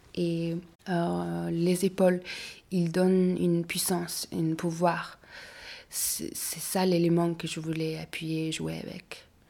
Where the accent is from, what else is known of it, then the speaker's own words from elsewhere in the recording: Mongolia; now in Paris, France; je viens de la Mongolie